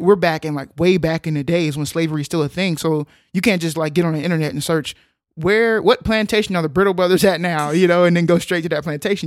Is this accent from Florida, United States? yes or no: no; Texas, United States; moved away; we are from Texas.